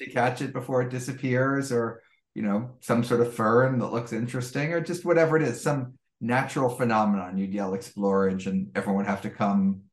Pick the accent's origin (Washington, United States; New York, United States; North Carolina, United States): New York, United States; New York City; I grew up in Greenwich Village in New York City